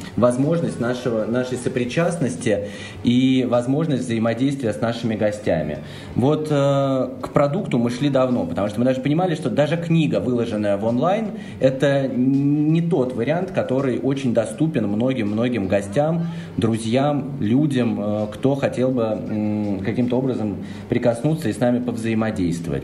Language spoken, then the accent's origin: Russian; Russia; мы, ребята из России